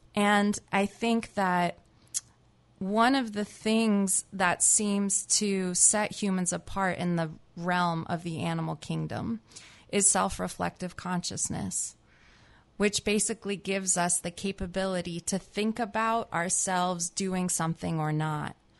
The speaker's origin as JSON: {"language": "English", "region": "New Jersey", "country": "United States", "tie": "born or raised there", "also_born_or_lived": "California", "moved": "as an adult", "lives_now": "Berkeley, United States", "said": "I grew up in New Jersey, actually"}